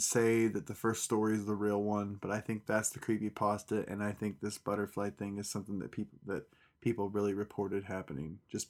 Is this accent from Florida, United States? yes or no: no; Pratt, Kansas, United States; also born or lived in California; when I was a young... spry little child, we moved from California to Kansas. Kansas was a very big culture shock to me. We went to a small country type town, small little town in Pratt, Sawyer, Kansas.